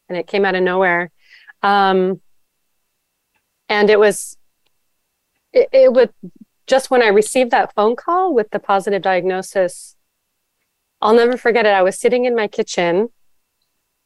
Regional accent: Los Angeles, California, United States; also born or lived in Maui; now in San Francisco, United States; I live in California. I'm currently in San Francisco. I previously lived on Maui, which was really amazing, and then but grew up in Los Angeles.

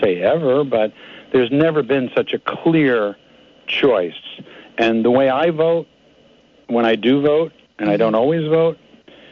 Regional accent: United States; as an American

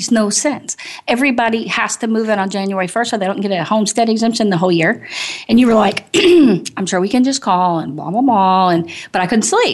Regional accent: Arkansas, United States; moved away; also born or lived in Los Angeles / Detroit; I was from Arkansas

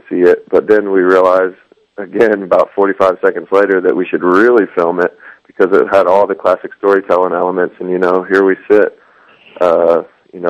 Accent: Athens, Georgia, United States; We're all from Athens, Georgia.

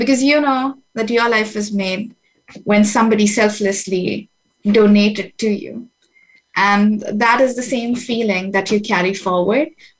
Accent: Mumbai, Maharashtra, India; moved away as an adult; I spent the first 26 years of my life in India. I was born in Bombay.

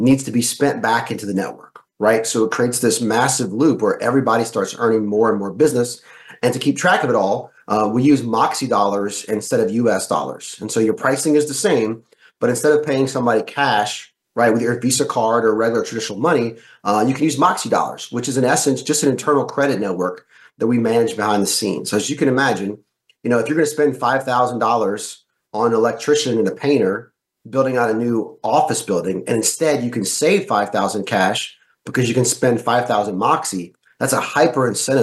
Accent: the South, United States; I grew up in the South

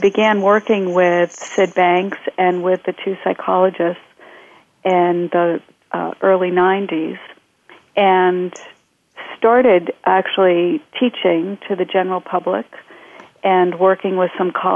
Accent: outside of Boston, Massachusetts, United States; moved away as an adult; also born or lived in Chicago; now in Bay Area, United States; I grew up outside of Boston

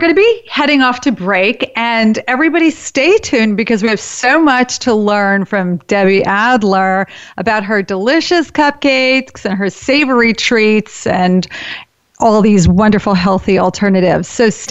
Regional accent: Boston, Massachusetts, United States; I'm from Boston

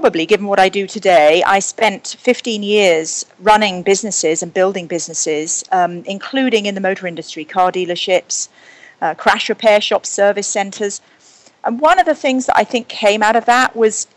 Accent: Surrey and Hampshire, South East England, United Kingdom; now in New York, United States; I grew up in Surrey and Hampshire in Britain.

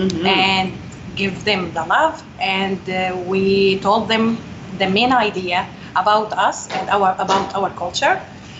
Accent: Homs, Homs Governorate, Syria; English is a second language; moved away as an adult; now in United States; I'm from Syria.

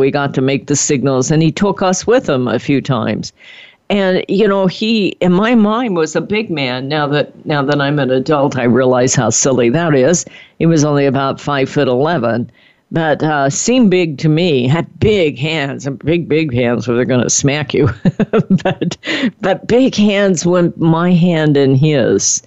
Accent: Midwest, United States; moved away; I was born in the Midwest.

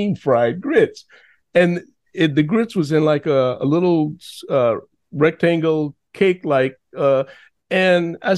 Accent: Chicago, Illinois, United States; now in New York City, United States; I was conceived in New Orleans, but I was born in Chicago

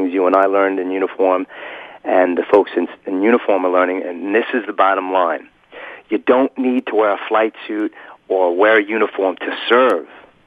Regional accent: New York, United States; I grew up in New York from a competitive family

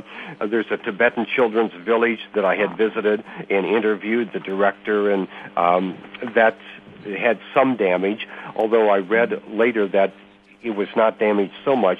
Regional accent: United States; we as Americans

